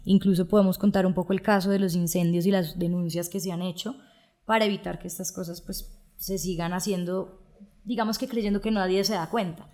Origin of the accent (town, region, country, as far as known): Colombia